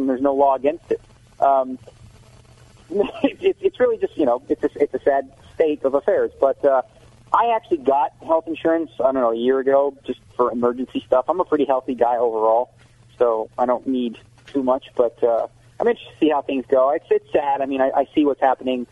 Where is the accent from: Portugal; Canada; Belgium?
Canada; now in United States; I'm Canadian